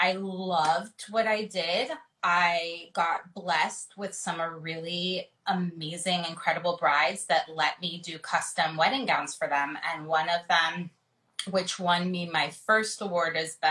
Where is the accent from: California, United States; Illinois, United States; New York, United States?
California, United States; Los Angeles; I'm born and raised in LA.